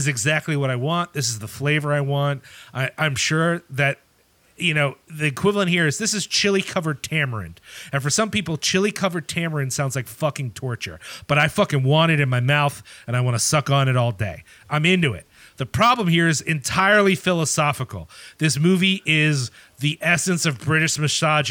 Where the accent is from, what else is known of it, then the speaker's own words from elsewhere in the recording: Ireland; as an Irish person